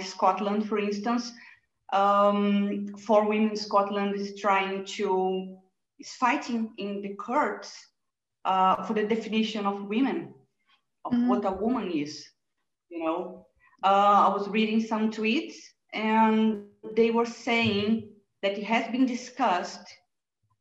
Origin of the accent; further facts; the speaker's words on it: Brazil; moved away; I was born in Brazil